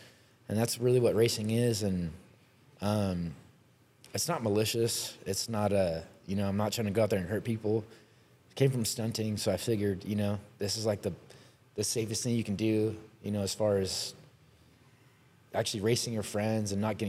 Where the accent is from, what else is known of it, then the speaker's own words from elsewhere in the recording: Riverside, California, United States; I'm born and raised in Riverside